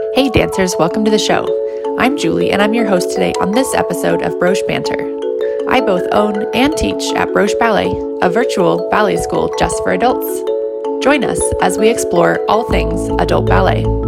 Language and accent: English; San Diego, California, United States; moved away; also born or lived in New York City; I grew up in San Diego where I started my life and then moved to New York City.